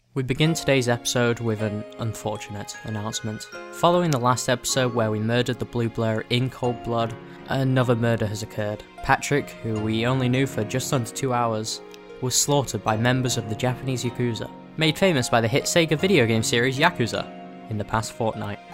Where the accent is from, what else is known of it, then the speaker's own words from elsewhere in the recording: United Kingdom; we're both British